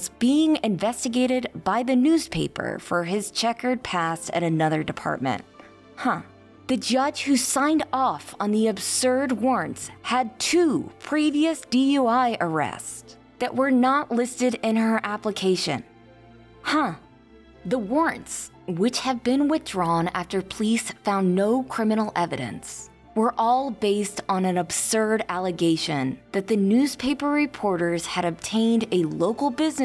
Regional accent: Kansas, United States; As a journalist born and raised in Kansas

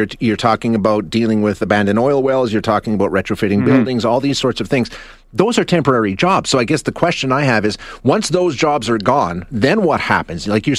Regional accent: Alberta, Canada; being born and raised in Alberta

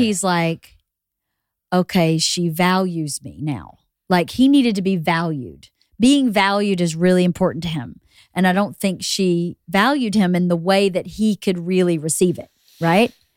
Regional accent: Georgia, United States; moved away as an adult; also born or lived in New York; now in Los Angeles, United States; We go to Georgia to my hometown where everybody knew us anyway.

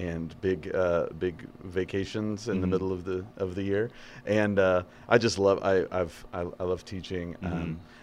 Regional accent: Idaho, United States; I grew up in Idaho

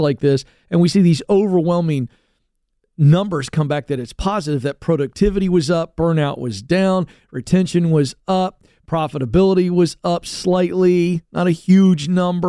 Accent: the South, United States; I grew up in the South.

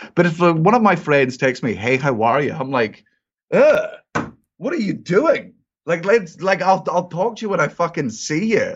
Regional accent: Scotland, United Kingdom; I'm Scottish

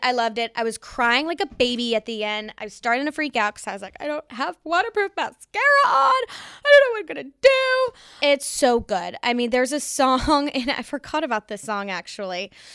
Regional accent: New York City, New York, United States; I grew up in the East Village

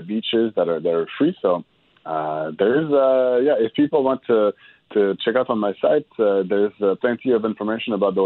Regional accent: Montreal, Quebec, Canada; I'm from Montreal

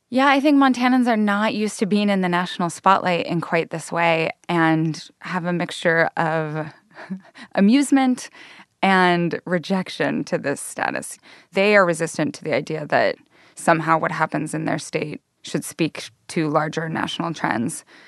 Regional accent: Northern Idaho, United States; moved away; I'm from Northern Idaho

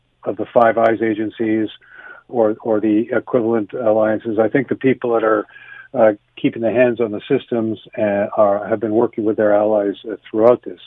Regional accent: Canada; a Canadian

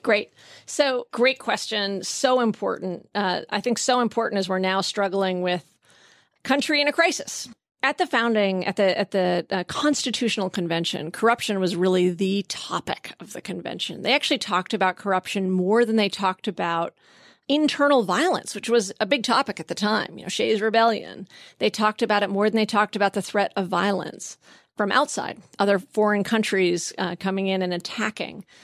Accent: Vermont, United States; I grew up in Vermont

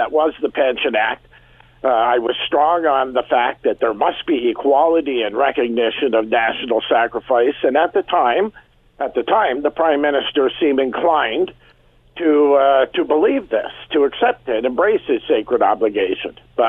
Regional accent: Canada; we're Canadian.

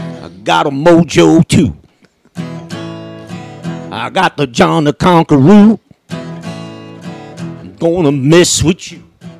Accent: Bronx, New York, United States; I picked it up when I was little. We'd sit on the backyard in the Bronx. Play some. But there's no such thing as Italian blues.

